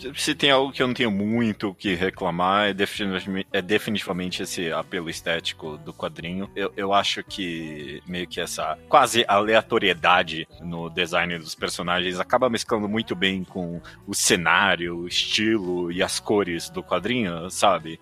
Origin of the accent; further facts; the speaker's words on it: São Paulo, Brazil; A gente é paulista